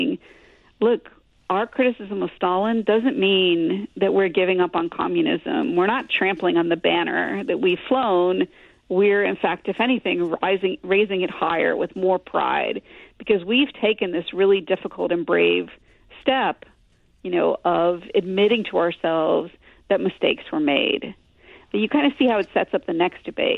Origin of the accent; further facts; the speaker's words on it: Glastonbury, Connecticut, United States; I grew up in Glastonbury, Connecticut